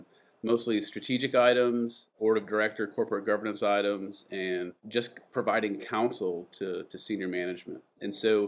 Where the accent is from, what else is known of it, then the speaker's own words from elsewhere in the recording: Adrian, Michigan, United States; moved away as an adult; also born or lived in Ann Arbor, Michigan; now in Atlanta, United States; I was born in Ann Arbor, Michigan, and grew up in a town called Adrian, about 20, 30 minutes from there, between Ann Arbor and the Ohio border